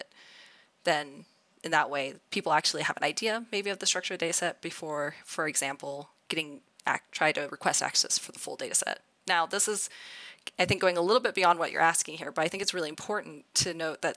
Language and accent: English; Idaho, United States; growing up in Idaho.